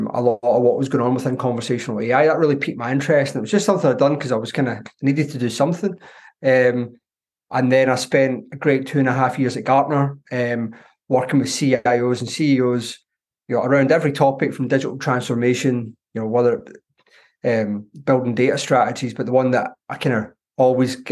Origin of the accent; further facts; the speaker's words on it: Glasgow, Scotland, United Kingdom; accent: Glaswegian; As you can tell from my accent, I'm a Glaswegian.